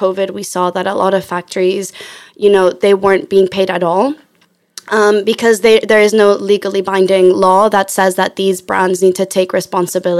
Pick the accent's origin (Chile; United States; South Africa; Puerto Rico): Chile; now in London, United Kingdom; I'm from Chile, live in London.